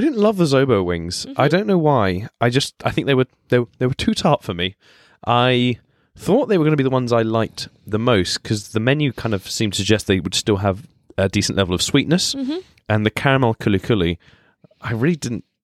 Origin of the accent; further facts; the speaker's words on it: Spain; now in London, United Kingdom; I was born and brought up in Spain. So I've grown up having lots of tapas